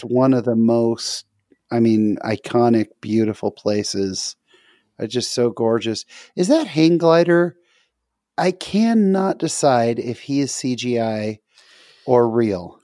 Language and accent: English; California, United States; moved away; I'm from California